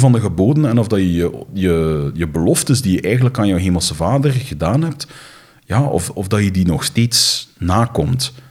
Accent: Flanders, Belgium; ze verwijzen naar ons als Belgen, maar eigenlijk bedoelen ze dan de Vlamingen

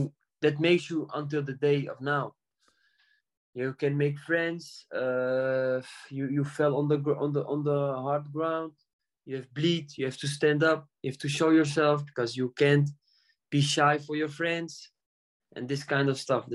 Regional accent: Amsterdam, North Holland, Netherlands; I grew up in Amsterdam

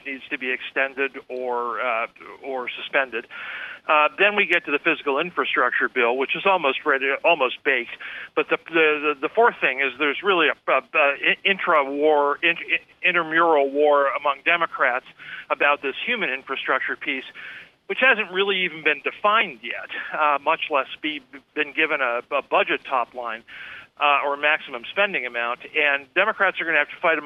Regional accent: Pennsylvania, United States; near the place where I grew up in Pennsylvania

